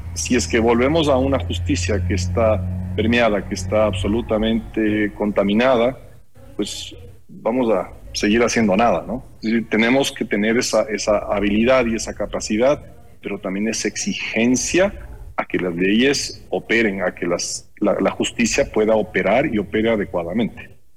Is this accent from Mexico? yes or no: no; Ecuador; todos nosotros como ecuatorianos